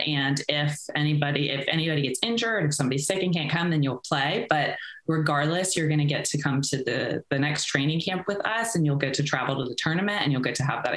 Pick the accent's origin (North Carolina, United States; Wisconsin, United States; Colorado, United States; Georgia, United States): North Carolina, United States; Chapel Hill; also born or lived in Sweden; I'm from Chapel Hill, North Carolina